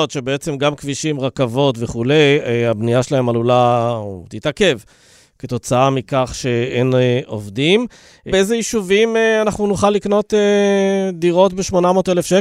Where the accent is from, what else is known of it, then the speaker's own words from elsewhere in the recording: Dimona, Southern District, Israel; moved away; אני הגעתי מדימונה.